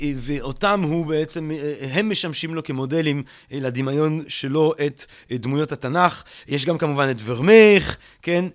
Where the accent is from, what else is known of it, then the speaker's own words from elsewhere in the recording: Antwerp, Flanders, Belgium; moved away; אנטוורפן, עיר הולדתי